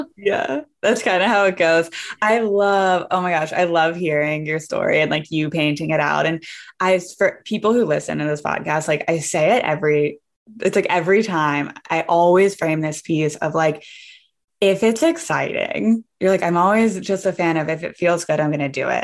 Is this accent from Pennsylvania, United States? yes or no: yes; Pittsburgh, Pennsylvania, United States; also born or lived in Vermont; now in Los Angeles, United States; I'm from Pittsburgh, but I used to live in Vermont